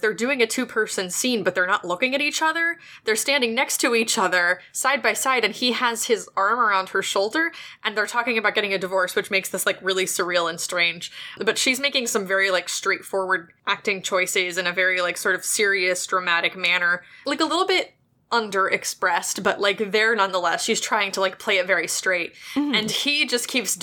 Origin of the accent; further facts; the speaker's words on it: West Virginia, United States; I'm from West Virginia. I'm from a state that people have historically just sort of said, like, screw them